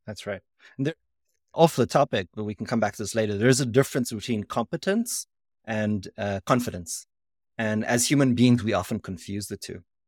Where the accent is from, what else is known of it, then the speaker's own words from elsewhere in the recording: South Africa; moved away; also born or lived in Israel; I'm a South African, so I spoke perfect, uh, English